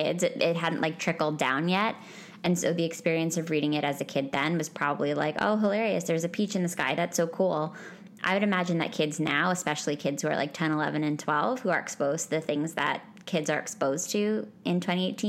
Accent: New York City, New York, United States; I'm a New Yorker

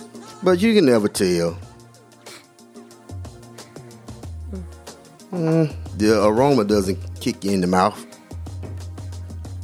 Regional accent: Alabama, United States; growing up in Alabama

